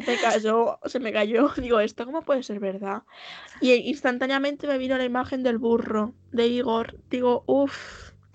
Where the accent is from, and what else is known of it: Castilla-La Mancha, Spain